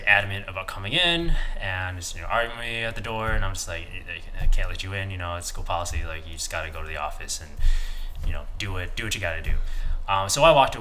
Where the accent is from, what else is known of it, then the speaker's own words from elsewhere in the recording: Midwest, United States; I'm from the Midwest